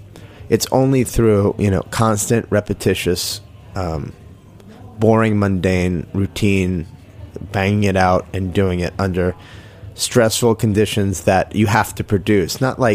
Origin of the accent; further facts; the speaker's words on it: Jericho, New York, United States; I started off in, I guess you'd say, Syringtown, and then after my parents got divorced, we moved to Jericho.